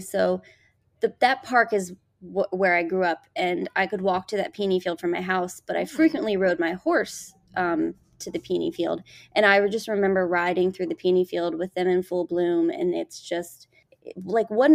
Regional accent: Montgomery County, Maryland, United States; Growing up in Seneca Creek State Park in Montgomery County

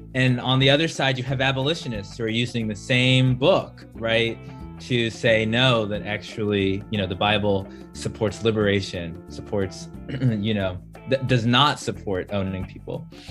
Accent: Maryland, United States; I am from Maryland

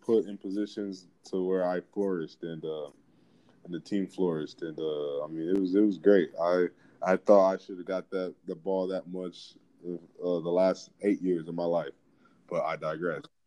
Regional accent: Atlanta, Georgia, United States; now in Washington, United States; I'm coming from Atlanta

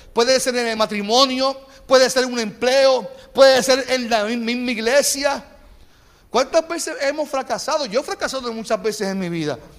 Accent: Carolina, Puerto Rico; yo vengo de Carolina, soy un tipo de, Carolina

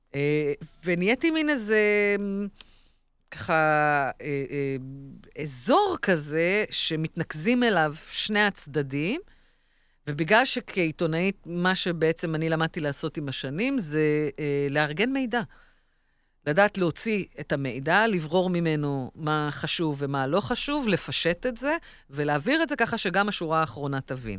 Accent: Israel; אנחנו כישראלים

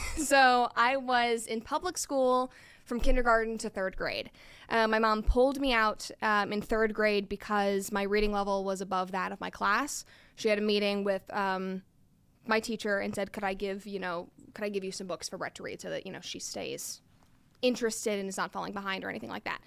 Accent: Chattanooga, Tennessee, United States; moved away; also born or lived in Atlanta / New York / Los Angeles; I am originally from Chattanooga, Tennessee, and then I moved to California to pursue acting about ten years ago

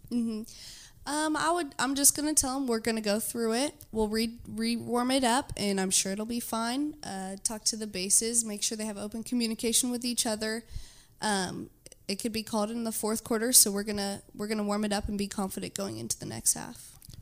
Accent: Houston, Texas, United States; I'm from Houston

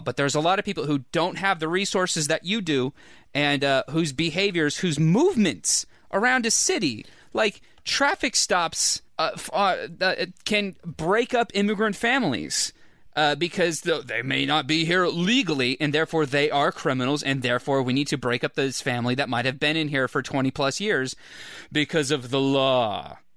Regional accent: Orange County, California, United States; I am from Orange County

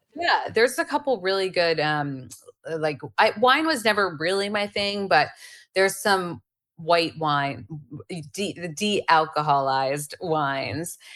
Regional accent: Pennsylvania, United States; I grew up in Pennsylvania

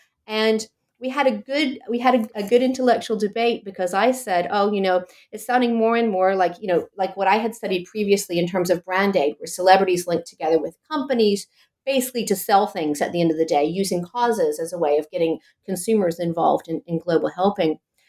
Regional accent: Chapel Hill, North Carolina, United States; accent: American; moved away as an adult; now in Copenhagen, Denmark; I'm actually American. I was born and trained in the U.S. I'm a political scientist from Chapel Hill, North Carolina. But I've been working in Denmark for most of my academic career

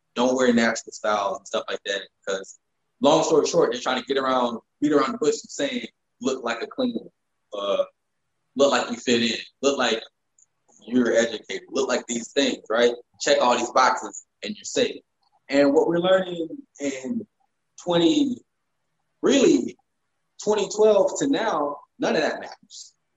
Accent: the South, United States; I grew up in the South and I grew up shooting guns um, in big, wide country fields

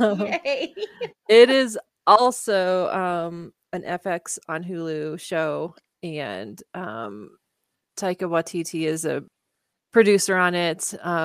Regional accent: Kansas, United States; I did not grow up in Oklahoma. I grew up in Kansas

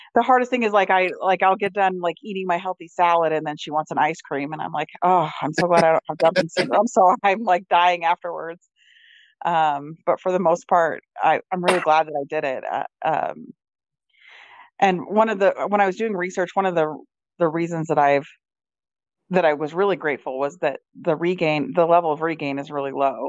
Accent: Utah, United States; I'm from Utah

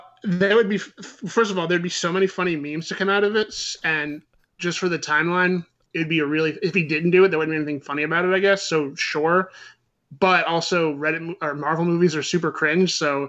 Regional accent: Canada; And yeah, and you know, I'm Canadian, so fucking I love hockey and whatever else his stupid shit was.

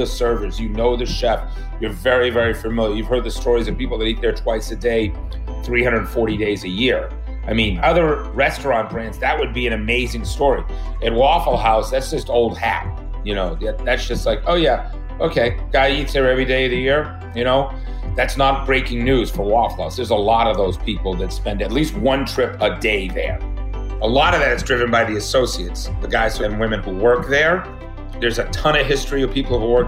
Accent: New England, United States; now in Atlanta, United States; growing up in New England is Dunkin' Donuts and Boston

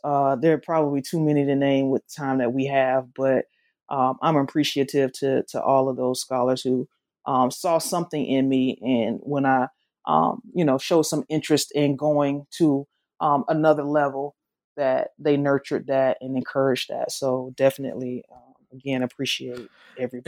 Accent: the South, United States; accent: southern; my accent, though it's it's southern, it's not Memphis Southern.

